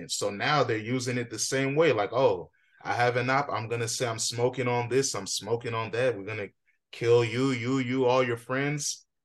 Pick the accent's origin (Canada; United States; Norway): United States; Alexandria; But me, I didn't grow up in that community. I'm from Alexandria